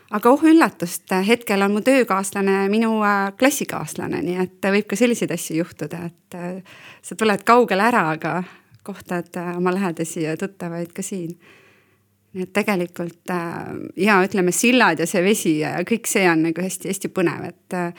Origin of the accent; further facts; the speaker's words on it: Valga County, Estonia; now in Põltsamaa, Estonia; mina olen Valgamaalt siia sisse tulnud